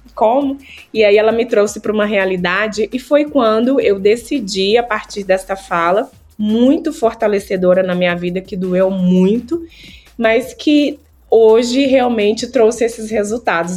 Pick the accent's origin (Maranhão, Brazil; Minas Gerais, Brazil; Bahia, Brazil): Minas Gerais, Brazil; Mariana; now in Belo Horizonte, Brazil; eu sou da Cidade Mariana